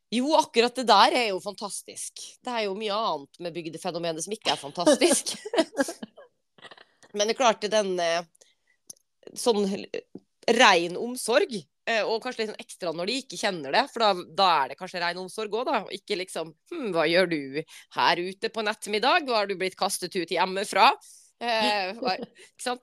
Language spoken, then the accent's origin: Norwegian; Western Norway, Norway; moved away; For som vestlending